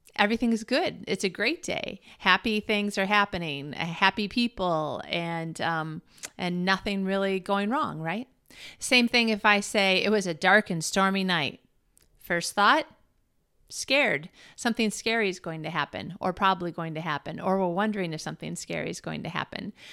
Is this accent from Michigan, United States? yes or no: yes; Michigan, United States; growing up in Michigan where we had lots of thunderstorms and snowstorms